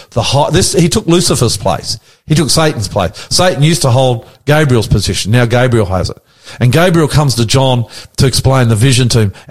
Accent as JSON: {"language": "English", "country": "Australia", "said": "We're Australian. Aussies. We're Australian. That's it. We're born in Australia. We live in Australia."}